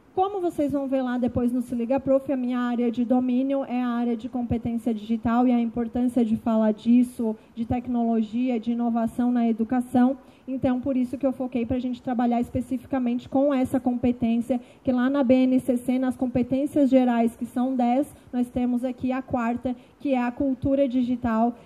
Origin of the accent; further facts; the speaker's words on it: Capivari de Baixo, Santa Catarina, Brazil; moved away as an adult; now in Florianópolis, Brazil; sou do sul de Santa Catarina, de uma cidade chamada Capivari de Baixo, que tem 22 mil habitantes. Deve ter 21.999, porque eu saí de lá e fui para Florianópolis.